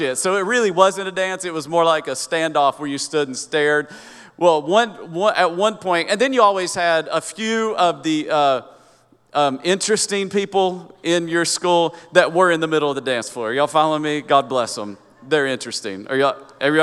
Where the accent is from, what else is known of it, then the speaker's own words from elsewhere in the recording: Kingsport, Tennessee, United States; accent: hillbilly; moved away; I grew up in Upper East Tennessee, so Kingsport, Tennessee, right where Tennessee and Virginia meet